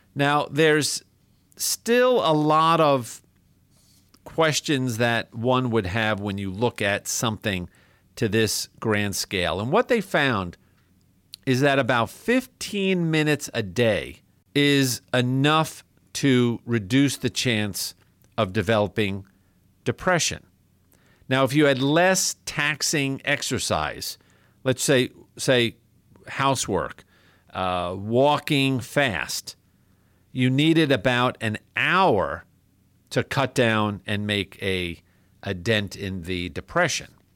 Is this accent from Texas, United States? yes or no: no; New York, United States; moved away; the capital of my home state, New York